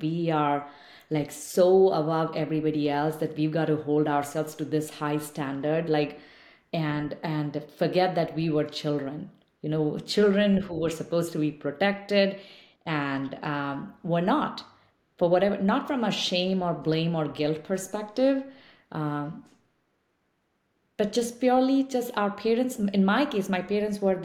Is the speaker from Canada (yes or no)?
no; eastern India, India; English is a second language; moved away as an adult; now in United States; I didn't speak English until a number of years later, like when I moved to another space, another city from where I grew up in Eastern India